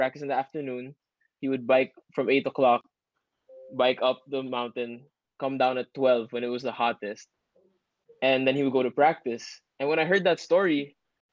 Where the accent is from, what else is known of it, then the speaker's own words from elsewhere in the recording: Ateneo, Metro Manila, Philippines; I grew up in Ateneo, so, you know, we never saw a girl unless you went out of campus.